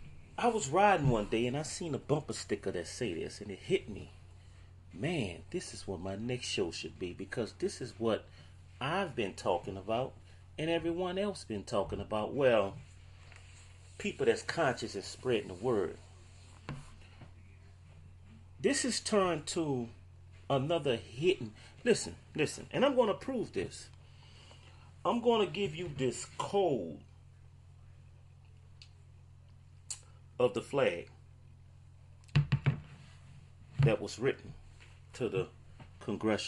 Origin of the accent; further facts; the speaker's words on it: New Orleans, Louisiana, United States; I'm from New Orleans